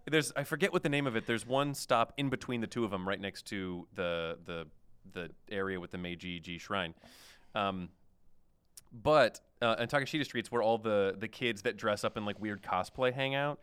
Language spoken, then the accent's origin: English; Oklahoma, United States; moved away; I was from Oklahoma